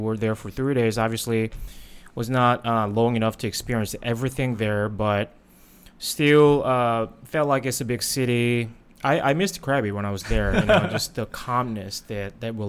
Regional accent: South Korea; now in Thailand; I grew up in Korea

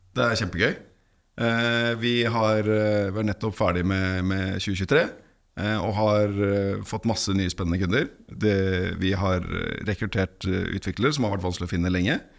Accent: Norway; Ellers er jeg norsk

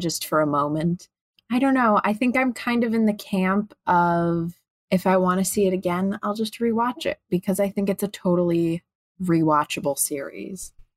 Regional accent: Chicago, Illinois, United States; I'm, I'm from Chicago

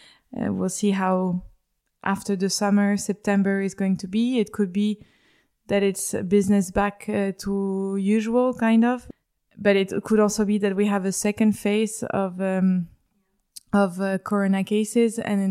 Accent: Paris, Île-de-France, France; moved away; So I was born in Paris and I grew up in Paris.

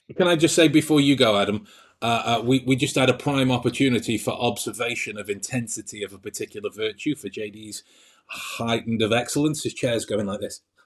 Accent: England, United Kingdom; I'm English, so my, my kind of default nature is it sounds like sarcasm or cynicism

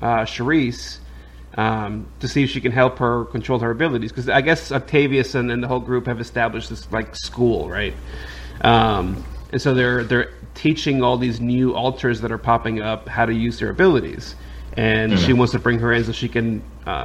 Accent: New York City, New York, United States; I grew up in the Bronx in New York

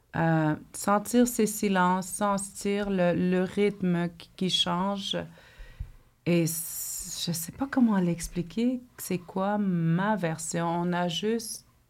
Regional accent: the North, Quebec, Canada; je viens du Nord. Je suis une mhm. fille du Nord.

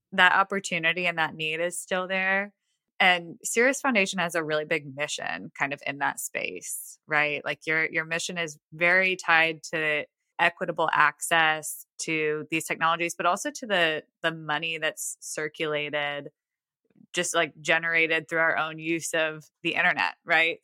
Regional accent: Buffalo, New York, United States; moved away as an adult; now in Nashville, United States; I'm not in Toronto, but I grew up in Buffalo

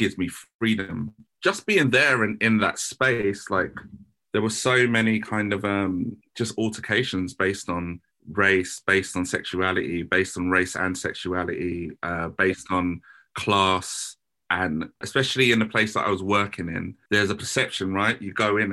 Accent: Croydon, London, United Kingdom; the trauma that I had to go through growing up in Croydon

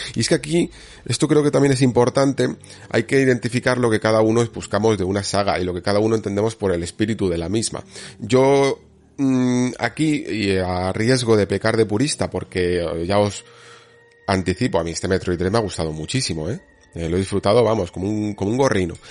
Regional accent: Spain

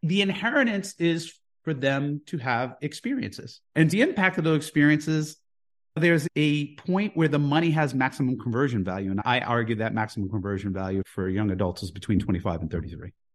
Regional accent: Jersey City, New Jersey, United States; moved away as an adult; also born or lived in Houston, Texas; now in Saint Thomas, US Virgin Islands; I grew up in Jersey City

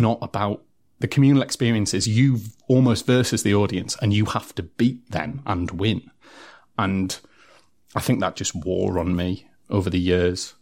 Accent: Durham, North East England, United Kingdom; I'm come from Durham City

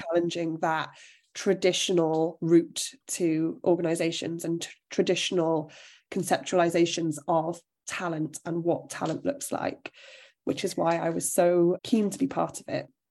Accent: South Wales, United Kingdom; So I'm from South Wales, which is an area that isn't, depending on what you do, but in most career spaces isn't steeped in opportunity

